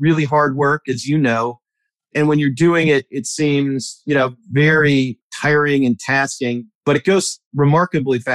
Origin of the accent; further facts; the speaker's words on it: Milwaukee, Wisconsin, United States; now in Alexandria, United States; I grew up in Milwaukee suburbs